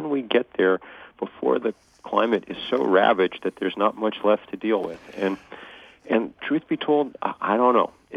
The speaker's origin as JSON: {"language": "English", "town": "Lexington", "region": "Massachusetts", "country": "United States", "tie": "born or raised there", "said": "I grew up in Lexington"}